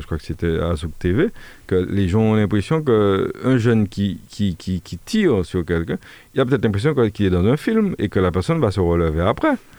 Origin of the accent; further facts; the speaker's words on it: Martinique; nous sommes ici en Martinique